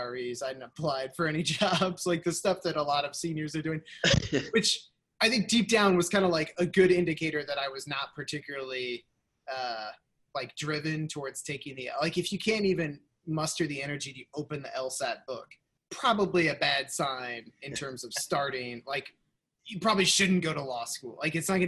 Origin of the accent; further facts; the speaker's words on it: Van Meter, Iowa, United States; also born or lived in Des Moines, Iowa / Philadelphia, Pennsylvania; grew up out in Van Meter